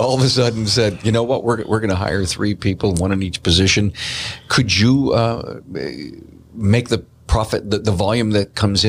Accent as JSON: {"language": "English", "town": "Buffalo", "region": "New York", "country": "United States", "said": "I'm from Buffalo."}